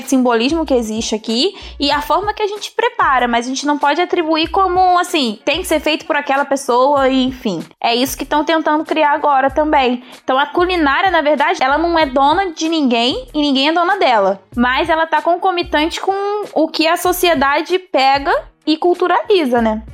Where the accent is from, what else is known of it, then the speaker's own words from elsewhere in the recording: Brazil; also born or lived in Rio de Janeiro; eu sou brasileira, é porque eu gosto daquele churrasquinho que tem na esquina